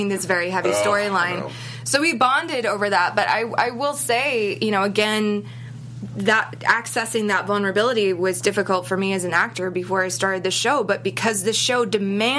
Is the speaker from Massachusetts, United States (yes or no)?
yes; Boston, Massachusetts, United States; I'm from Boston